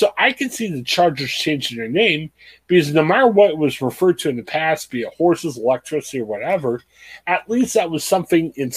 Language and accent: English; Ohio, United States; We're two guys from Ohio